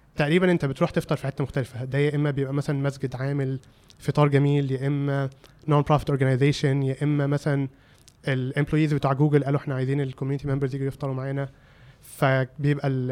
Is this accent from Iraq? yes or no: no; Egypt; moved away as an adult; also born or lived in California, United States; كواحد مصري